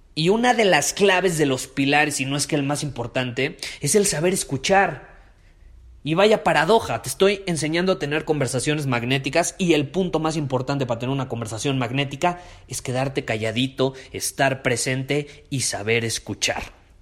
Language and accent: Spanish; Mexico; como nosotros somos de México